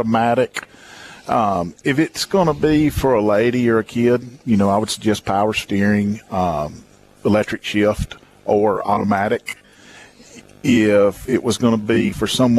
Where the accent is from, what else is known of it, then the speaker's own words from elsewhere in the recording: Jackson, Mississippi, United States; moved away; I'm actually from the Jackson area